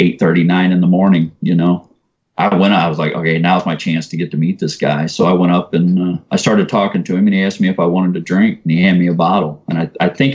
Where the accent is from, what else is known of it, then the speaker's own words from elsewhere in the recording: O'Fallon, Missouri, United States; also born or lived in North St. Louis, Missouri; I grew up on Highway K, and everywhere you see a shopping center used to be a field that we used to party